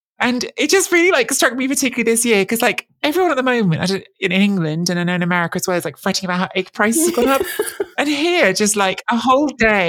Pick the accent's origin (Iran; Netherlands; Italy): Italy; born or raised there; moved away